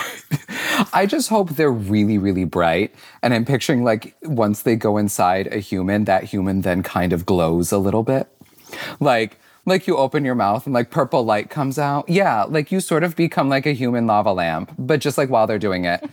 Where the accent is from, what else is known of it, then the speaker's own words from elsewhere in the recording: Syracuse, New York, United States; I grew up in Syracuse, New York.